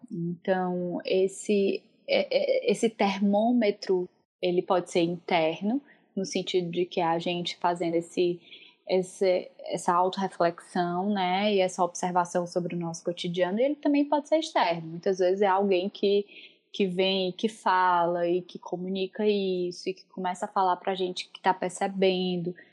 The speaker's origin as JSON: {"language": "Portuguese", "region": "Northeast Region", "country": "Brazil", "moved": "yes", "said": "Bom, como uma boa nordestina, eu posso dizer que essa, inclusive, foi uma das minhas principais mudanças sentidas na, é, nesse processo de morar em outro país"}